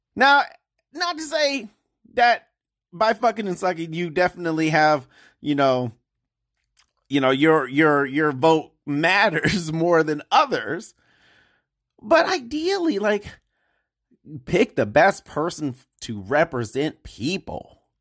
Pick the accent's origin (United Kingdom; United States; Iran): United States; Detroit, Michigan; Growing up in Detroit